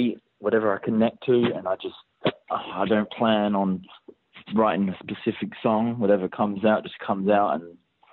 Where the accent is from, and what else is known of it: Perth, Western Australia, Australia; born or raised there; also born or lived in Portsmouth, England